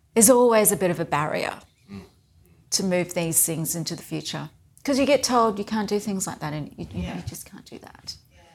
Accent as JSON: {"language": "English", "town": "Whanganui", "region": "Manawatū-Whanganui", "country": "New Zealand", "tie": "born or raised there", "moved": "yes", "lives_now": "Brisbane, Australia", "said": "I was born in New Zealand, and my hometown was Wanganui"}